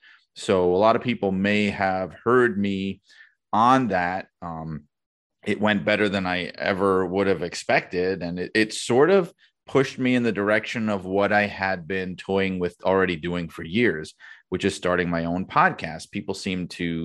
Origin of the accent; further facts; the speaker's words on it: New York City, New York, United States; I'd been a wrestling fan from when I was a kid growing up in Brooklyn